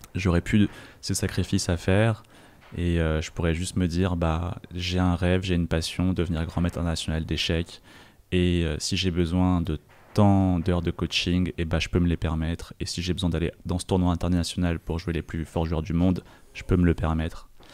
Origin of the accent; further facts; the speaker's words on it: France; quand j'ai grandi en France, bah, on m'a envoyé à mes origines chinoises